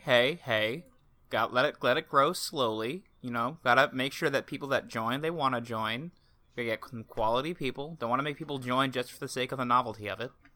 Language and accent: English; Portland, Oregon, United States; my hometown, Portland